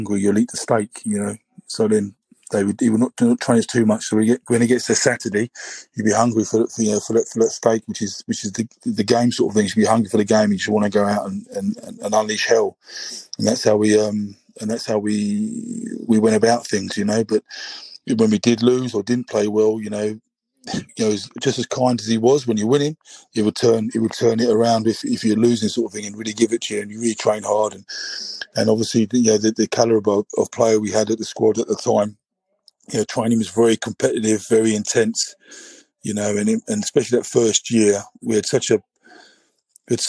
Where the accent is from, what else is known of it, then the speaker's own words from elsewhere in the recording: England, United Kingdom; I'm English.